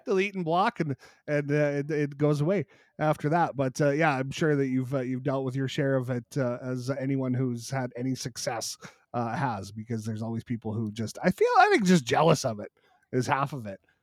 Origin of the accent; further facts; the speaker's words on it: Canada; a Canadian creator